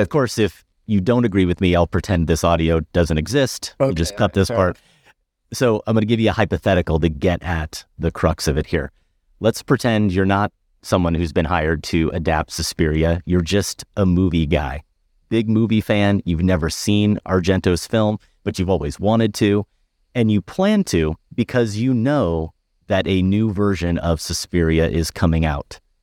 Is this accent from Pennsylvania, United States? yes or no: no; Iowa, United States; I grew up in Iowa